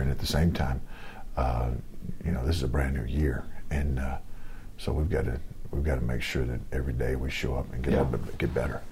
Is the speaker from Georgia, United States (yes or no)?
yes; Lawrenceville, Georgia, United States; moved away; I grew up in Lawrenceville, Georgia.